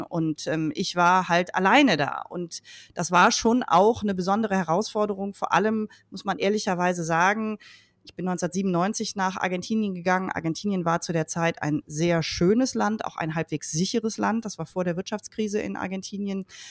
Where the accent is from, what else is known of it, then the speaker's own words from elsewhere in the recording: Leverkusen, North Rhine-Westphalia, Germany; Ich bin in Leverkusen geboren und aufgewachsen